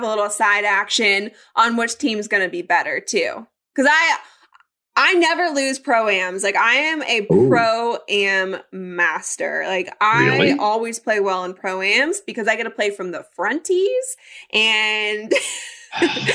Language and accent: English; Colorado, United States; I grew up in Colorado